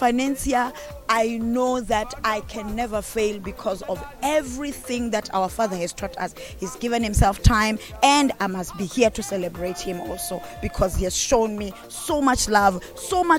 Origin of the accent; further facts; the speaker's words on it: South Africa; I'm from South Africa